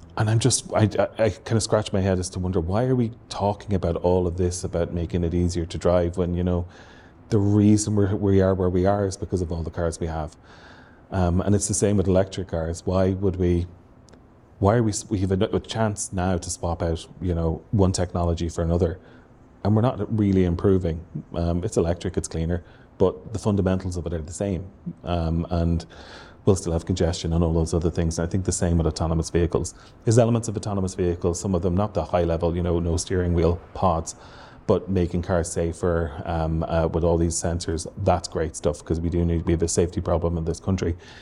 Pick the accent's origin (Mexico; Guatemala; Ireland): Ireland; Waterford, Munster; moved away; I'm from Waterford originally